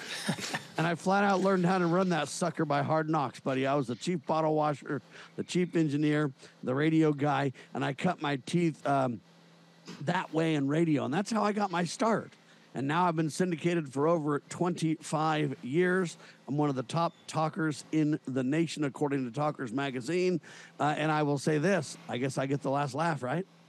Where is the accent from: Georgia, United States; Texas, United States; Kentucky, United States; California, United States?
California, United States; Southern; I was born and raised in Southern California